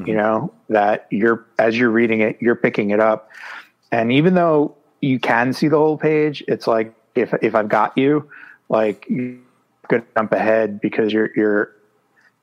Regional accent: New York City, New York, United States; I grew up in New York City

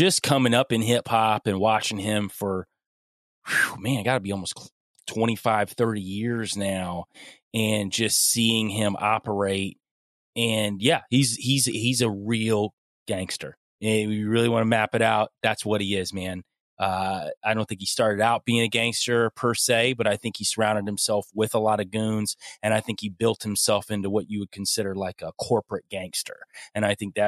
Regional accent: Young Harris, Georgia, United States; moved away; I don't live there anymore, but I'm originally from the Young Harris area. I used to live on the side of a mountain.

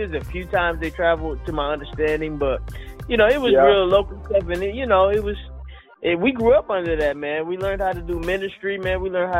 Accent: Detroit, Michigan, United States; You know, especially them being out of Detroit, so you know that was really our home.

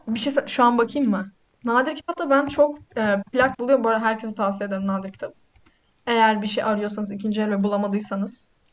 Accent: Black Sea Region, Turkey; ben Karadenizliyim.

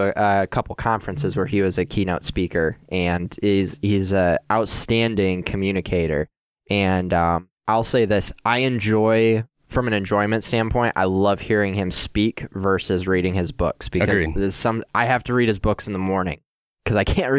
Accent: Gaylord, Michigan, United States; Chloe and I are both from Northern Michigan. I grew up in Gaylord.

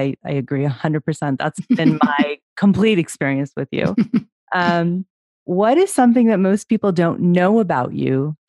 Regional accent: Chicago, Illinois, United States; I'm from Chicago

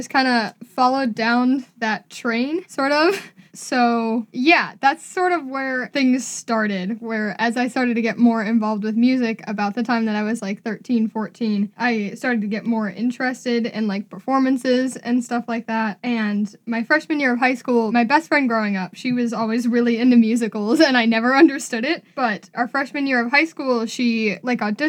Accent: Cleveland, Ohio, United States; I'm from Cleveland, Ohio, born and raised there

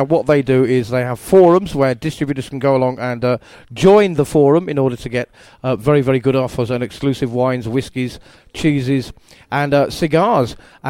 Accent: England, United Kingdom; accent: southern; And when I told him in my southern accent, it's disappeared a bit now over the years since I became an actor

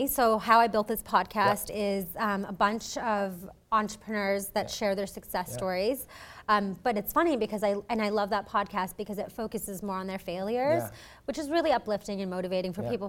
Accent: Oman; now in Canada; I'm actually not from Canada. I was born and raised in the Middle East in this small country called Oman. And I moved here a few years ago, I would say back in 2008.

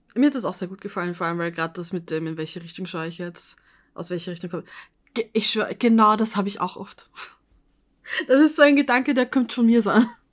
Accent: Vienna, Austria; dass eben in Österreich, also im, im Osten, bei uns in Wien

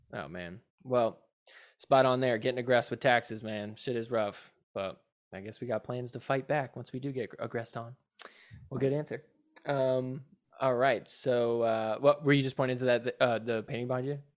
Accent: New Jersey, United States; now in Los Angeles, United States; I'm from New Jersey, 'cause that's where I'm originally

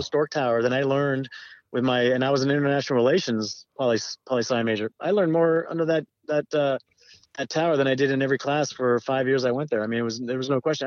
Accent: Southern California, United States; I grew up in Southern California

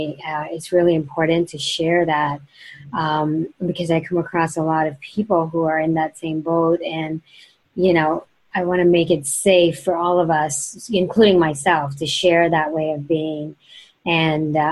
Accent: India; moved away; growing up in India

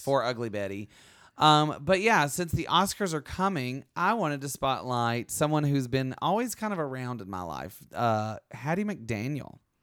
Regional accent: Alabama, United States; moved away as an adult; also born or lived in California; I grew up in Alabama where a lot of black history happened

